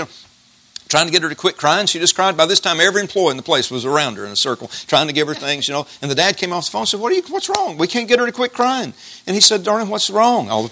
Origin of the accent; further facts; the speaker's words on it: Jasper, United States; I grew up in West Jasper in the 1960s.